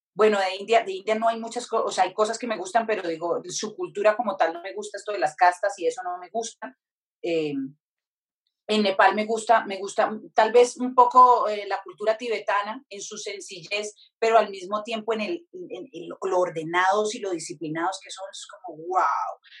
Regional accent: Pacific region, Colombia; moved away; also born or lived in Europe; yo soy del Pacífico, entonces me conecté mucho con ese lugar

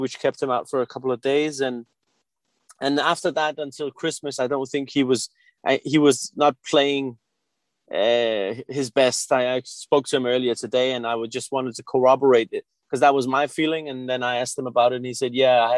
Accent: Denmark; also born or lived in Tehran, Iran / Liverpool, England; I was born in Tehran in 1984, and we moved to Denmark when I was about 5 years old.

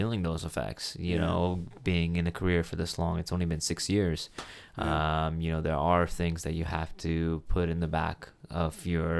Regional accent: Kuwait; born there; No, I was not born in Canada. Was born in the Middle East. I was born in Kuwait in the Middle East.

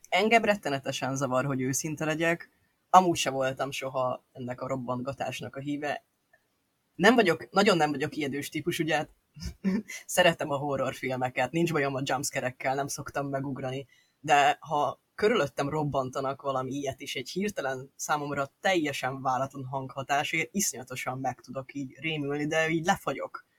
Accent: Budapest, Hungary; én ugye budapesti gyerek vagyok

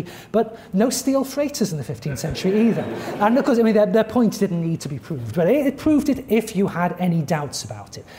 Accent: United Kingdom; now in United States; I grew up in Western Europe, if you count Britain as part of Western Europe

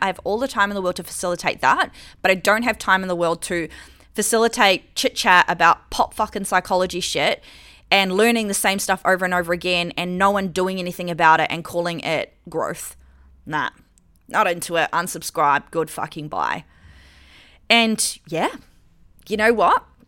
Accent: New Zealand; moved away as an adult; now in Australia; I lived in New Zealand, I'm from New Zealand. And so I came to Australia when I was, like, twenty-four.

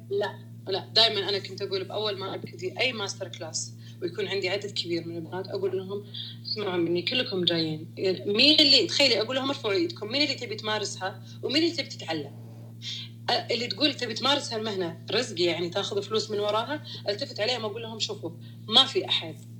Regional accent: Saudi Arabia; انا بنت سعوديه

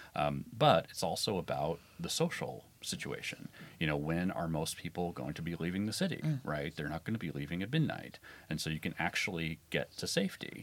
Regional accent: Midwestern U.S., United States; I'm from the Midwestern U.S.

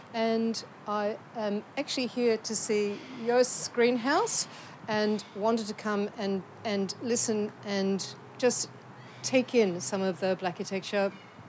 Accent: Sydney, New South Wales, Australia; I'm from Sydney. The Gadigal people, Eora Nation, Kamei people near Manly is where I hark from.

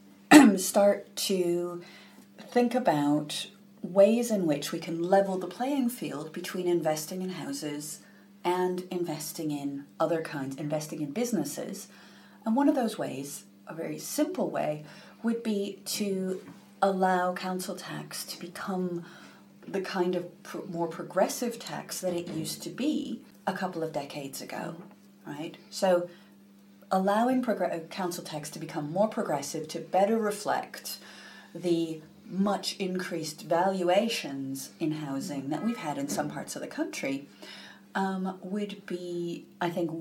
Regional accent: United States; now in United Kingdom; I'm originally from the US.

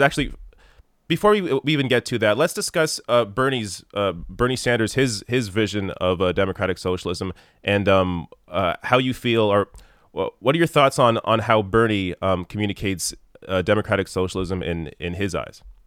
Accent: Canada; as a Canadian

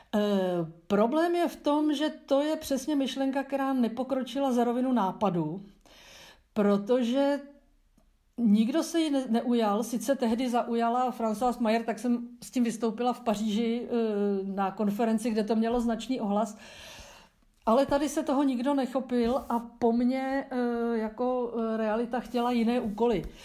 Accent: Czechia

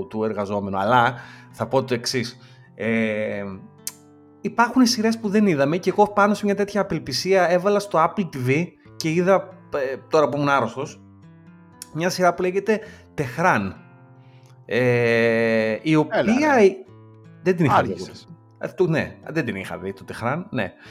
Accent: Chaidari, Attica, Greece; εγώ είμαι από το Χαϊδάρι.

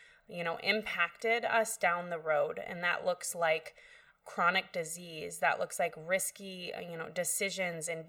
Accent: Soldotna, Alaska, United States; moved away as an adult; I am a local, so I was born and raised here in Soldotna.

